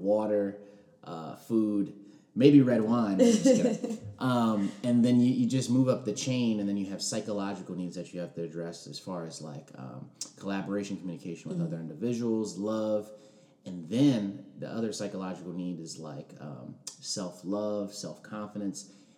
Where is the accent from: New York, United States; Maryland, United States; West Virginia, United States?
Maryland, United States; Ellicott City; So I'm from outside of Baltimore. I spent most of my life there. A town called Ellicott City in Howard County. But like I told you before, my father was in the Air Force.